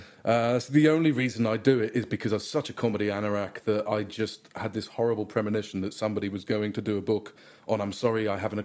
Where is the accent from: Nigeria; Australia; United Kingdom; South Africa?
United Kingdom; as a British person